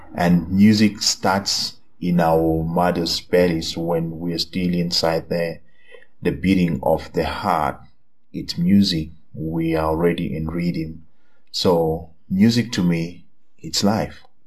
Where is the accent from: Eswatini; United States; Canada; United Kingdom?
Eswatini; now in Lusaka, Zambia; I am from Swaziland. I'm currently based in Zambia, Lusaka.